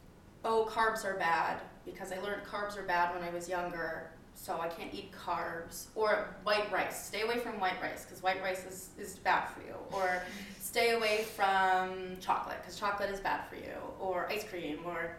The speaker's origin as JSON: {"language": "English", "region": "Midwest", "country": "United States", "moved": "yes", "lives_now": "New York City, United States", "said": "I'm from the Midwest"}